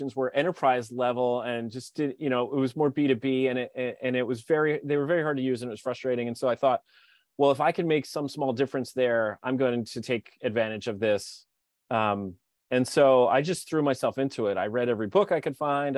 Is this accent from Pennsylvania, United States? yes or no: yes; Philadelphia, Pennsylvania, United States; moved away as an adult; also born or lived in Hawaii; I'm from Philadelphia